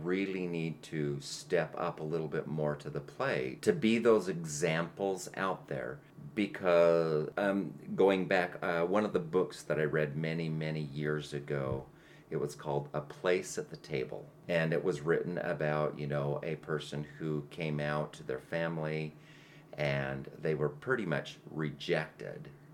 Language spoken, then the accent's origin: English; Utah, United States; I am from Utah.